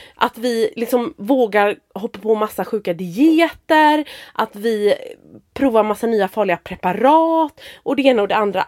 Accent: Bohuslän, Västra Götaland, Sweden; moved away as an adult; now in Gråbo, Sweden; Jag är från Bohuslän så jag flyttade efter honom

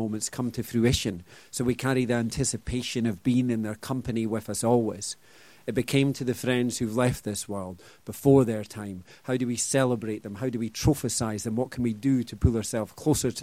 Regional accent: Scotland, United Kingdom; I'm very Scottish. This is my posh international voice

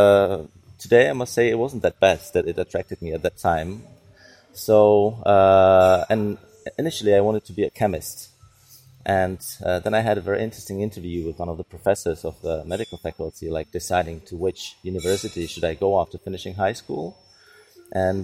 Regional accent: Prague, Czechia; I'm from Czech Republic. I'm from Prague. I was born in Prague. And most of my life I spent in Prague

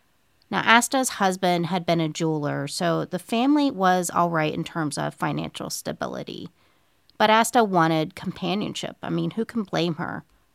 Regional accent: Moundsville, West Virginia, United States; This week, I have a very intriguing case with ties to my hometown of Moundsville, West Virginia, which I love, of course.

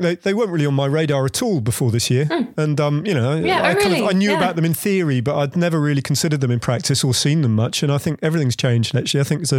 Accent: London, United Kingdom; as a Londoner

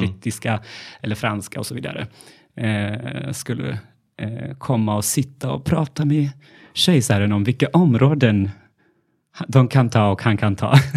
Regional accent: Gondar, Amhara, Ethiopia; now in Sweden; jag är uppvuxen i Etiopien

